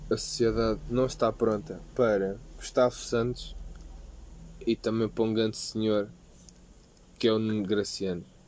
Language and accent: Portuguese; Portugal; nasci em Portugal